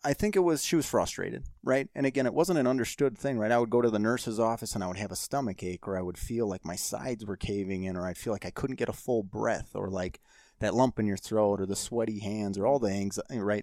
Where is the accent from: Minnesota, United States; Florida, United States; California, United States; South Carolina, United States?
Minnesota, United States; Saint Paul; growing up in Saint Paul